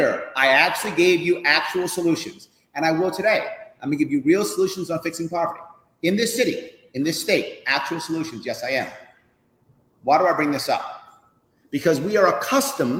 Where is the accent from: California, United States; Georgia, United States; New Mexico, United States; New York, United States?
New York, United States; New York City; I grew up in the South Bronx.